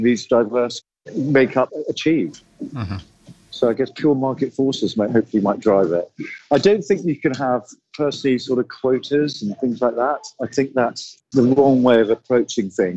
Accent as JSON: {"language": "English", "country": "India", "said": "I'm Indian"}